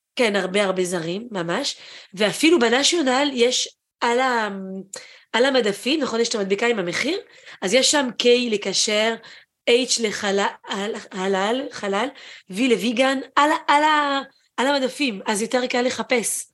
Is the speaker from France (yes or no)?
yes; France; also born or lived in Israel; now in Japan; גדלתי בצרפת, כשהייתי קטנה